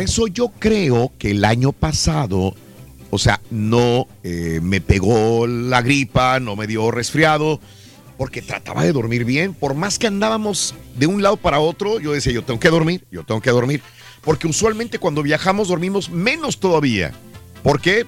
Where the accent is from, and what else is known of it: Mexico